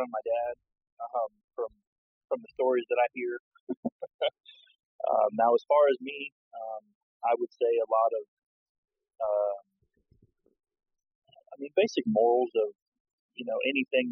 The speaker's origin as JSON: {"language": "English", "region": "Florida", "country": "United States", "moved": "yes", "said": "I'm originally from Florida"}